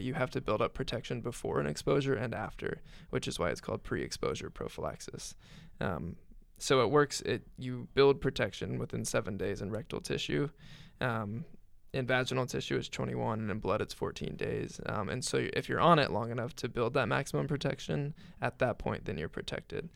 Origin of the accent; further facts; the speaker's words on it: Greencastle, Indiana, United States; where I grew up in Greencastle